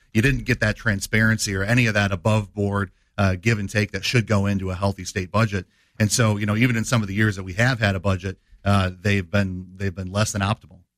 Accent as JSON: {"language": "English", "town": "Dixon", "region": "Illinois", "country": "United States", "tie": "born or raised there", "said": "born and raised in, uh, Dixon, Illinois."}